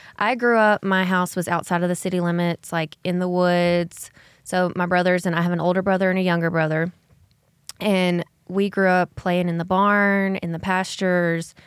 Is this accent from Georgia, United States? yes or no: no; Alexander City, Alabama, United States; I grew up in Alexander City, Alabama, which is about two hours north of Ozark